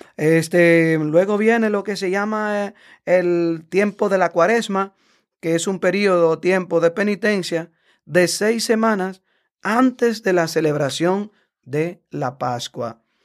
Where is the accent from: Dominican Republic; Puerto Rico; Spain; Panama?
Dominican Republic; now in United States; en mi país, en República Dominicana